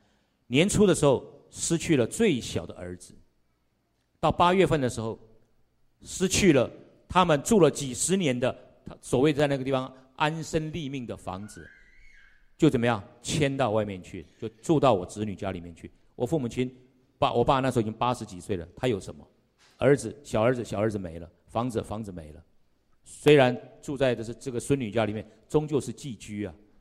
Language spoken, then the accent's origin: Chinese; Wutai, Pingtung County, Taiwan; 我刚刚讲说我从屏东来的，啊，从屏东来的这个从山上这个雾台